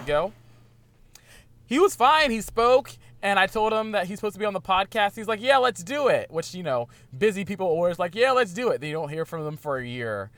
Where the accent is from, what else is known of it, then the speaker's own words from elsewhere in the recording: Virginia, United States; now in Portland, United States; I'm from Virginia